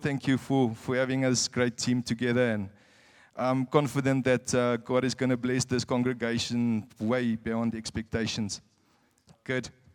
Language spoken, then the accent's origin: English; South Africa; moved away as an adult; now in Windhoek, Namibia; I'm a South African